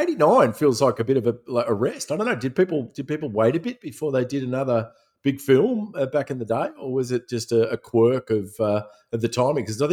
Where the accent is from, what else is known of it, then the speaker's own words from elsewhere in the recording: Melbourne, Victoria, Australia; I remember when I grew up in Melbourne.